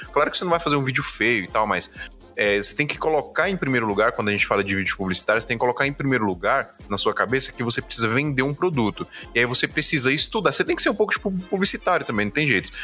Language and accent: Portuguese; Brazil; Nós somos brasileiros